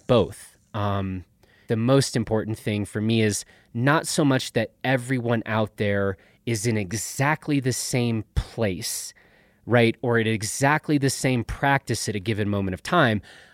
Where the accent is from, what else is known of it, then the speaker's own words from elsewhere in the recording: Chicago, Illinois, United States; I grew up in Chicago